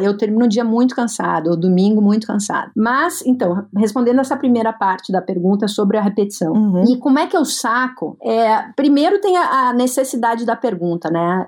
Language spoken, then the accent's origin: Portuguese; Brazil; eu que sou brasileira